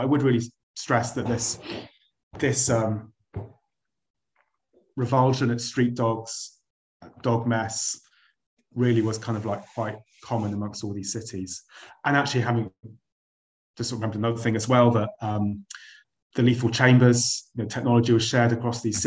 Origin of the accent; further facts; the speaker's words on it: United Kingdom; I'm British